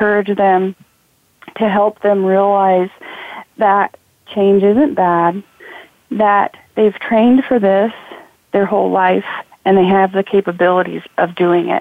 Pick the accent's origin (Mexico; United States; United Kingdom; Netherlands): United States; Idaho; growing up in Idaho